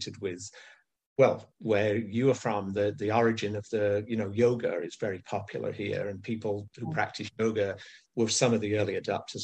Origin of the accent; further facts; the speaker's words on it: England, United Kingdom; moved away as an adult; now in California, United States; I live in the US now for many years, but I grew up in England